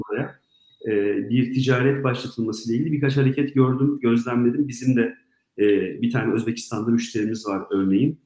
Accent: Southeastern Anatolia, Turkey; Ben Güneydoğuluyum.

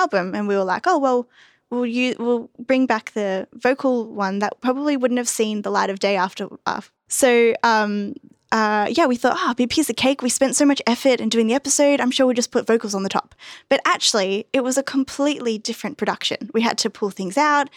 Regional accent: Gold Coast, Queensland, Australia; now in Brisbane, Australia; being a kid growing up on the Gold Coast

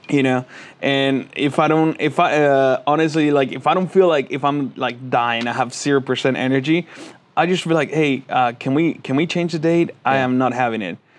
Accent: Veracruz, Mexico; moved away; I go to, uh, to my hometown in Mexico, uh, in Veracruz

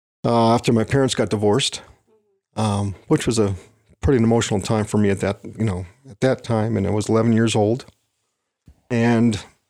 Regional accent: Wisconsin, United States; I grew up in Wisconsin.

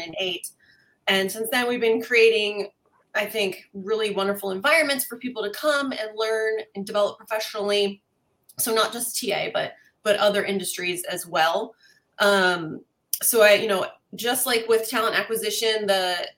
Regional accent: East Coast, United States; moved away as an adult; now in California, United States; I'm actually originally from the East Coast, but I'm a transplant. Live here in California for just over 20 years now.

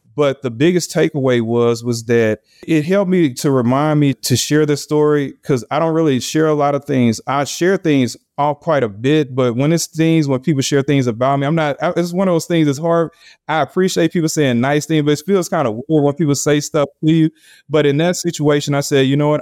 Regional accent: Louisiana, United States; Louisiana, which is my home state

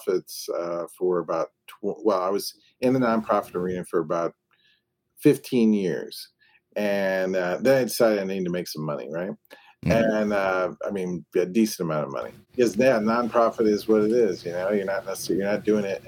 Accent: East Peoria, Illinois, United States; also born or lived in St. Louis, Missouri; now in Clearwater, United States; I grew up in East Peoria, Illinois, and then I moved down to St. Louis, Missouri, lived there for about 20 years. And then I've been down here in Clearwater for about 7 now

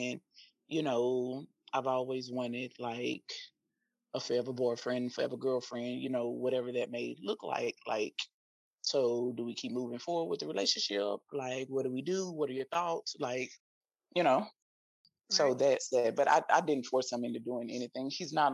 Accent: Shreveport, Louisiana, United States; now in Dallas, United States; I'm originally from Louisiana, currently residing in Dallas, Texas, from Shreveport, Louisiana.

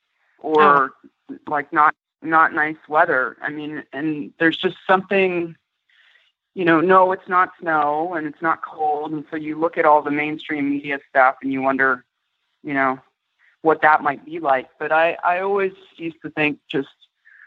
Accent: Kailua, Hawaii, United States; I'm from Kailua.

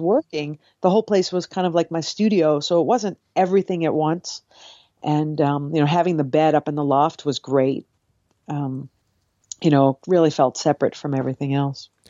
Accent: Cape Cod, Massachusetts, United States; now in New York City, United States; I grew up on Cape Cod.

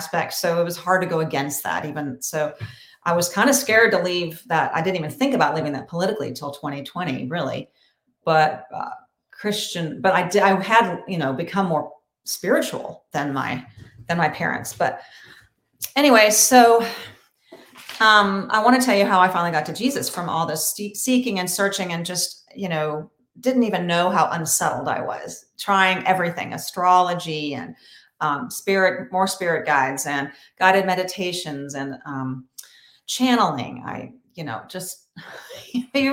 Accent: Murfreesboro, Tennessee, United States; also born or lived in Boston / Nashville; I'm from Murfreesboro near Nashville

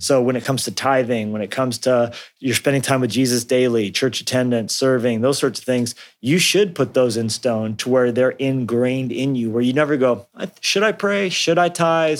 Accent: Colorado, United States; also born or lived in New Mexico; I grew up in Colorado and New, and New Mexico some as well

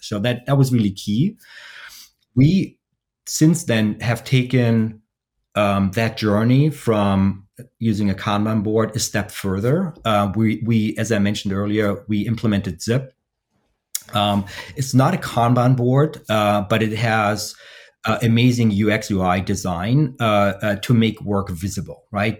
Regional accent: Germany; now in Columbus, United States; I'm based in the uh, Columbus, Columbus, Ohio area, uh, but originally I'm from Germany.

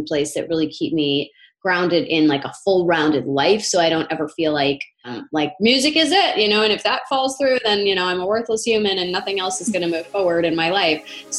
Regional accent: Connecticut, United States; now in New York, United States; I'm from Northern Connecticut, and I've been living in the New York area for about 15 years.

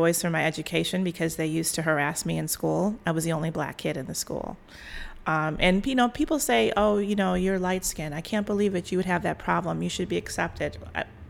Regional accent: Evergreen Park, Illinois, United States; I grew up in a suburb right out of Southside of Chicago called Evergreen Park

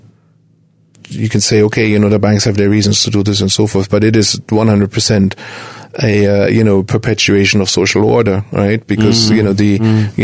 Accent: Germany; now in United States; I'm originally from Germany

